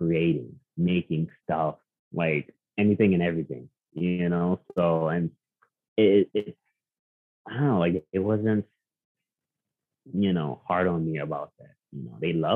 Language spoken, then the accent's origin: English; New York City, New York, United States; moved away as an adult; now in Upstate New York, United States; I had an amazing childhood growing up in Queens